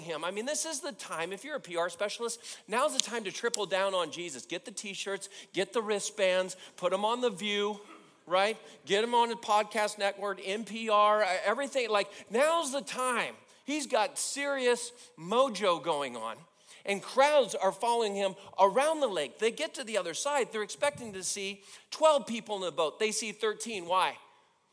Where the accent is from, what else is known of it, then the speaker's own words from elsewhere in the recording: California, United States; I grew up in California